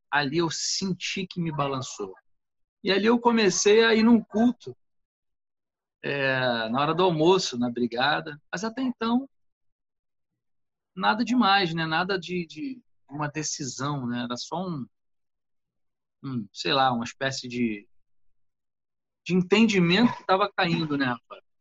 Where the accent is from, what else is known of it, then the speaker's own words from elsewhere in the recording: Nilópolis, Rio de Janeiro, Brazil; Moleque de rua, nascido e criado em Olinda, aqui em Nilópolis, né?